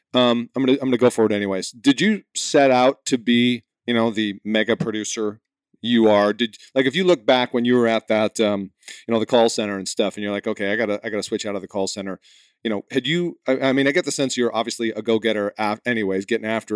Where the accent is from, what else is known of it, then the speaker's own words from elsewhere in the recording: New England, United States; moved away; I'm from New England originally.